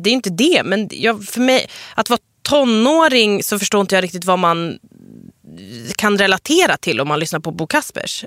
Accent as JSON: {"language": "Swedish", "country": "Sweden", "said": "jag är en svensk-iranier nyexa, nyexad journalist."}